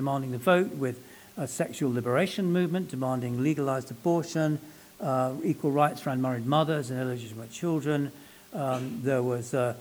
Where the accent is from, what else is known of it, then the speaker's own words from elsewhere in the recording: London, United Kingdom; I was born and brought up in London, and my family are Welsh